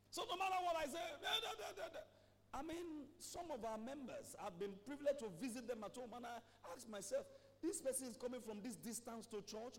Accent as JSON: {"language": "English", "town": "Ibadan", "region": "Oyo", "country": "Nigeria", "tie": "born or raised there", "said": "growing up in Mokola"}